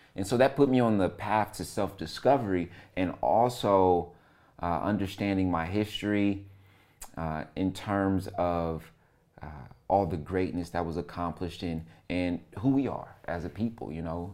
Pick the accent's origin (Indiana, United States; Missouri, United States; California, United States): Indiana, United States; Fort Wayne; also born or lived in Lima, Ohio / East Detroit, Michigan; I was born in Lima, Ohio. I moved to Fort Wayne, Indiana when I was two years old.